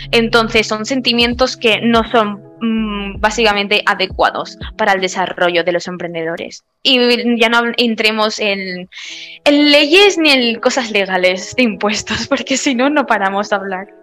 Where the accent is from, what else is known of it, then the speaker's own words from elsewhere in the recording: Spain; yo soy española, yo vivo en España